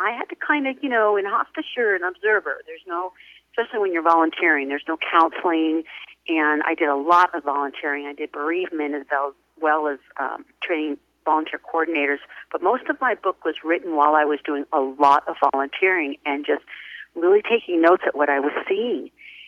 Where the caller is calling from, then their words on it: Temecula, California, United States; Temecula, California, which is about 45 minutes north of San Diego.